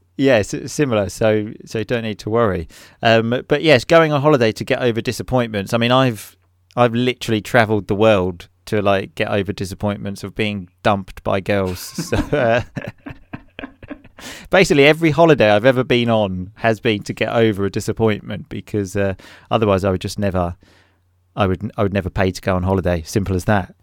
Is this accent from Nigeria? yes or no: no; England, United Kingdom